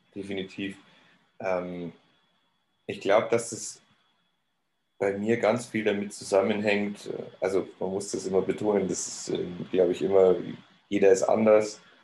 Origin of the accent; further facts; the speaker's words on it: Neumarkt in der Oberpfalz, Bavaria, Germany; also born or lived in Cologne; now in Munich, Germany; ich komme ursprünglich aus Neumarkt. Neumarkt in der Oberpfalz